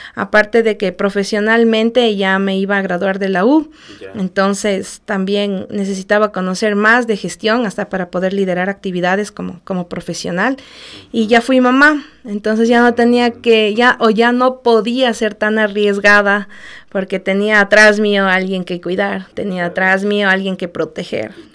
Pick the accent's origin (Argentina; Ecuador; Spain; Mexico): Ecuador; Ambato, Tungurahua; soy ambateña de nacimiento, orgullosamente Guaitamba